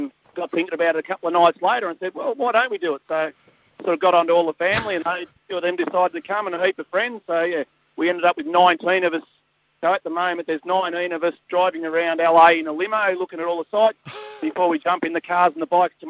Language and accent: English; Australia; Everyone knows we're from Australia.